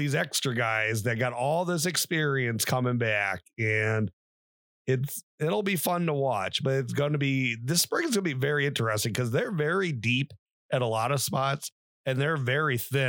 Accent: Massillon, Ohio, United States; we're from Maslin.

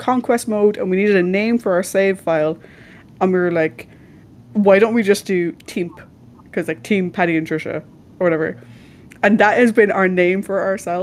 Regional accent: Ireland; I'm Irish

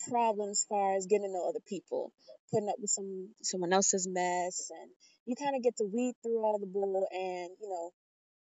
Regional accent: Richmond, Virginia, United States; moved away as an adult; now in Augusta, United States; I'm originally from Richmond, Virginia. I moved down here almost a year ago

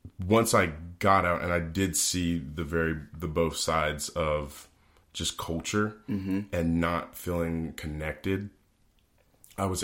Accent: Brunswick, Georgia, United States; I grew up in Brunswick, Georgia.

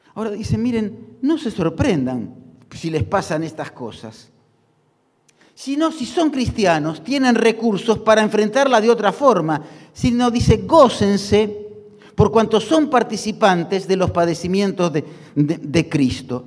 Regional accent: Argentina; como los argentinos

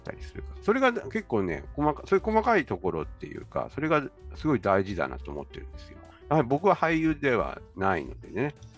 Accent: Tokyo, Japan; 僕は東京生まれ育ち

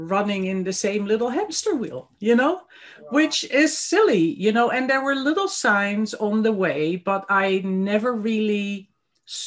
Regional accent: Netherlands; moved away as an adult; also born or lived in Christchurch, New Zealand; now in New Zealand; I actually was born and grew up on the other side of the world, completely the other side of the globe, in Holland, in the Netherlands

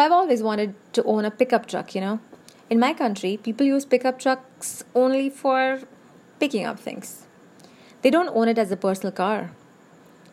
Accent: India; I'm an Indian

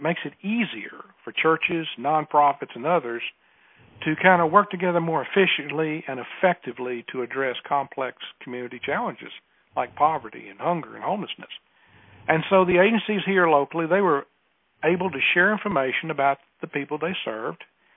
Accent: Alabama, United States; accent: Southern; I have a Southern accent. I am from Alabama.

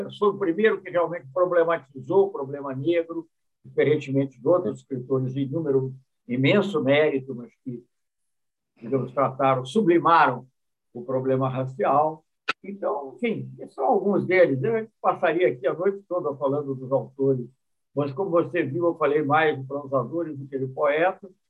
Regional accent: South Korea; Portuguese is a second language; mas eu fiquei fascinado, para falar a verdade, fascinado em tempo, em tempo que eu sendo coreano no assunto.

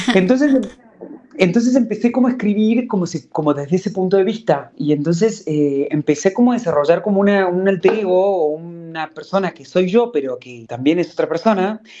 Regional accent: Córdoba, Argentina; moved away as an adult; also born or lived in Buenos Aires, Argentina / Mexico; now in Madrid, Spain; yo nací en Córdoba y me fui a los 18, me fui a Buenos Aires.

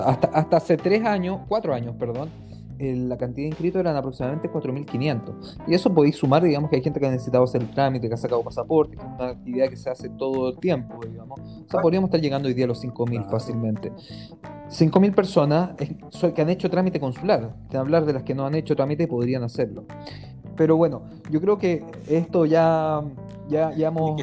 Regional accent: Chile; now in Israel; nosotros como comunidad chilena de Israel

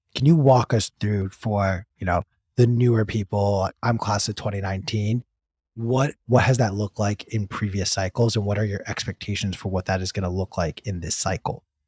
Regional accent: California, United States; my home state of California

